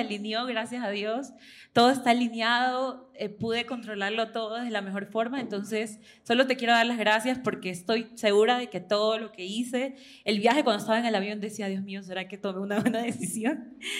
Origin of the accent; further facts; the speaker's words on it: Ecuador; moved away as an adult; now in Spain; yo soy de Ecuador, pero vivo en España, vivo sola, mi familia toda está en Ecuador.